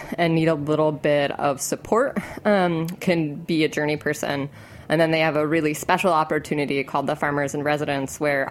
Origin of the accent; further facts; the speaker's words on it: Connecticut, United States; moved away; also born or lived in Maine; I grew up in Connecticut